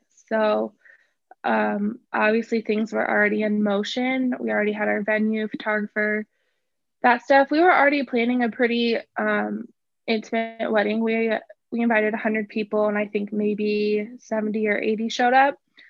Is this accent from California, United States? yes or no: no; Fort Dodge, Iowa, United States; I did. Yeah. Born okay. and raised. Actually, oh, technically Fort not Fort Dodge. I was actually, I like grew up on a little town, Otho Colville area. Okay. It's still considered Fort Dodge, but it's really tiny.